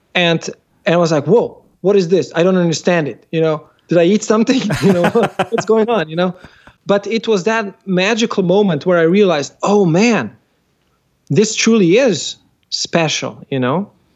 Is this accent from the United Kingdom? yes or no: no; Slovenia; I come from Slovenia